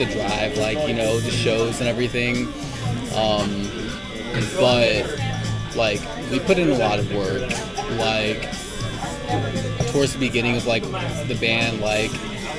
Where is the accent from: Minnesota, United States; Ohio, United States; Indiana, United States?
Indiana, United States; we're from Indiana